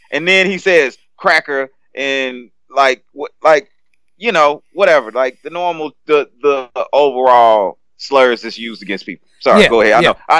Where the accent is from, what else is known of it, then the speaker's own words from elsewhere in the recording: South Louisiana, United States; I grew up in South Louisiana